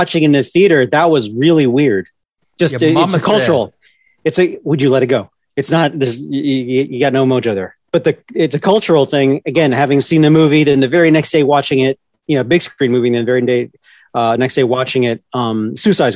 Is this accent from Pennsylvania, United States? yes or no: no; Northern Virginia, United States; Growing up in Northern Virginia, I was a half hour away from the big city urban side of DC